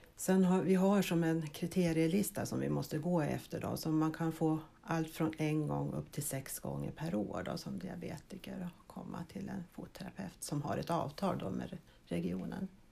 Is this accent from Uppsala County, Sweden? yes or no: yes; Heby, Uppsala County, Sweden; moved away as an adult; also born or lived in Vaasa, Finland; now in Östervåla, Sweden; jag är född i Finland, i Vasa och uppväxt i Heby. Och 1980 flyttade jag till Östervåla.